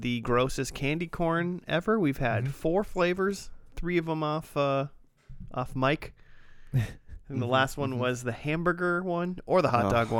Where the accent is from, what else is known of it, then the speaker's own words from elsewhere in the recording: Chaska, Minnesota, United States; Chaska, Minnesota? Yeah. Like my hometown?